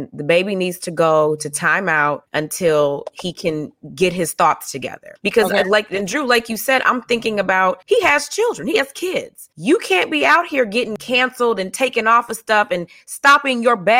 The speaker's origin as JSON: {"language": "English", "region": "the South", "country": "United States", "tie": "born or raised there", "moved": "yes", "said": "I'm also from the South. I grew up around uncles"}